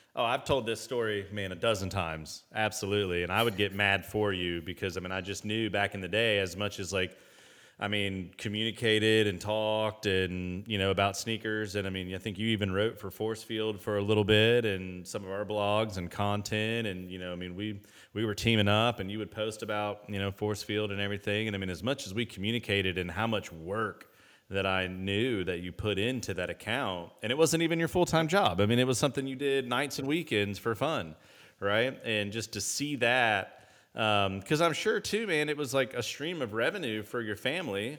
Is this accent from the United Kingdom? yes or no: no; Indianapolis, Indiana, United States; I grew up in Indianapolis